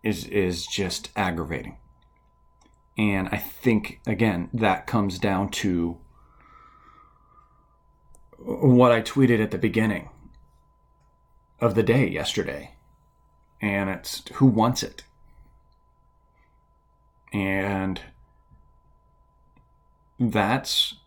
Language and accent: English; the South, United States; I'm from the South, so we say bless your heart.